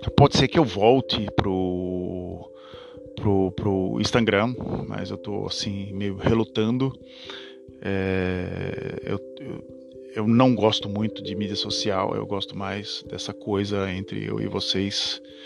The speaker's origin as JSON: {"language": "Portuguese", "country": "Brazil", "moved": "yes", "lives_now": "Netherlands", "said": "não sou holandês, sou, sou brasileiro"}